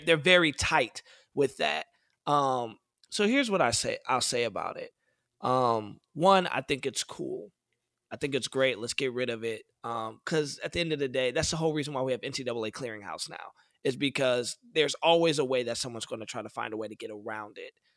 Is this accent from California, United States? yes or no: no; Detroit, Michigan, United States; I'm from Detroit, Michigan. The Detroit public school system is terrible